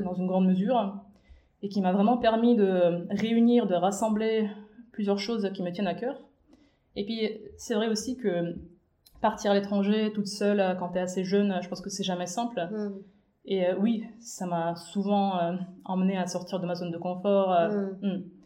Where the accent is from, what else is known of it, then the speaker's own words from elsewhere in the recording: Minsk, Belarus; moved away as an adult; also born or lived in China; je suis née et j'ai grandi à Minsk, à la capitale de la Biélorussie